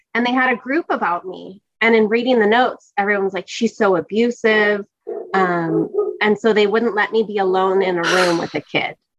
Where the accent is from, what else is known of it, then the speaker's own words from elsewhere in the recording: California, United States; growing up in California, it's fairly diverse, and I grew up in a diverse town